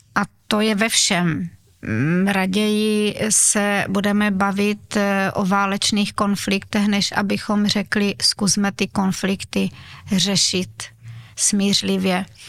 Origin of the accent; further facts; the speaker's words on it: Uherský Brod, Zlín Region, Czechia; narodila jsem se tam, kde většina obyvatel Slovácka, to znamená nemocnice Uherské hradiště, ale jinak eh, celý můj život je spojený právě s Uherským Brodem